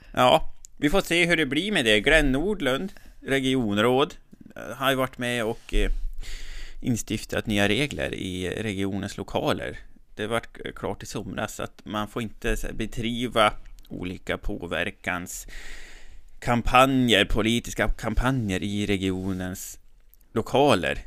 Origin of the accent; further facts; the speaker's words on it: Resele, Västernorrland County, Sweden; now in Härnösand, Sweden; Jag kommer ju från Resele. Men jag bor i Härnösand nu